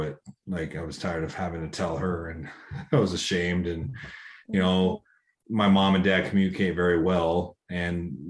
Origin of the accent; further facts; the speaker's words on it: Iowa, United States; moved away; also born or lived in Phoenix; Iowa. So Midwest, on a farm